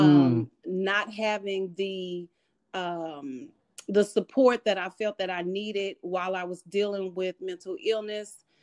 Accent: Austin, Texas, United States; moved away as an adult; also born or lived in Seattle, Washington; now in New York, United States; I was born in Seattle, Washington, and my mother, myself, and my two year old sister moved to Austin, Texas when I was 10.

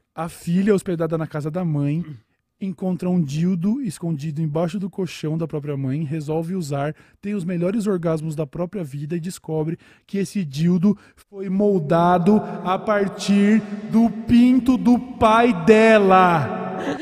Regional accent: São Paulo, Brazil; eu sou de São Paulo

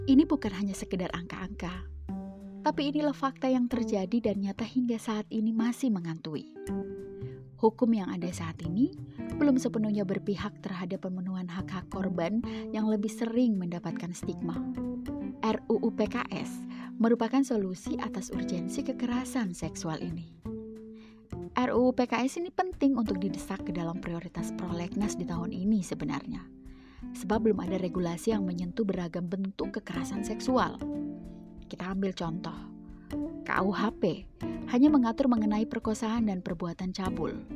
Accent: Central Sulawesi, Indonesia; Bagaimana dengan daerah saya, Sulawesi Tengah?

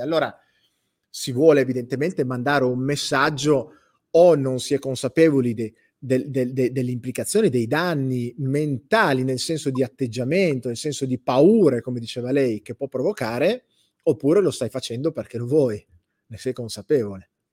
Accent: Campania, Italy; moved away; Io non sono napoletano, sono campano, non vivo lì

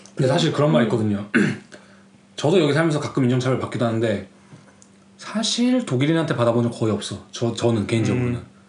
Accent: South Korea; also born or lived in United States; now in Germany; 우리가 대한민국에서 활동한다면

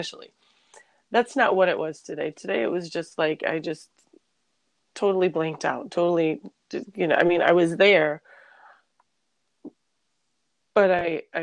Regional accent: New York City, New York, United States; moved away; I'm from New York

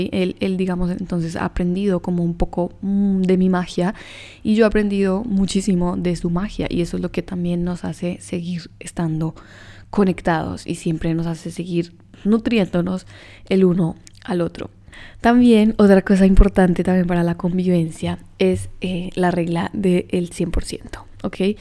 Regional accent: Colombia; yo soy colombiana

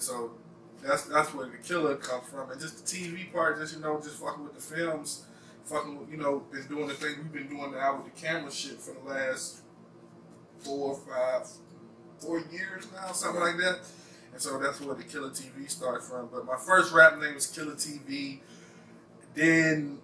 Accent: Wagram, North Carolina, United States; also born or lived in New York City; I was born in New York City, and I was raised in this small little country town called Wagram, North Carolina.

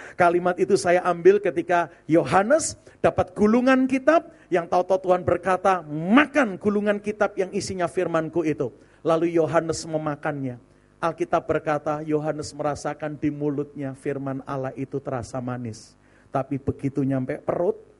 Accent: Surabaya, East Java, Indonesia; moved away as an adult; also born or lived in Serpong (BSD), Banten; now in Serpong, Indonesia; Saya melayani hampir 15 tahun di BSD dari kota Surabaya asalnya

